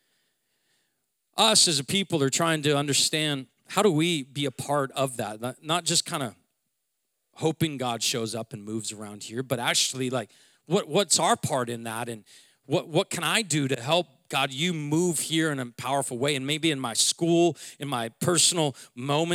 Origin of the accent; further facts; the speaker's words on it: Seattle, Washington, United States; I'm from Seattle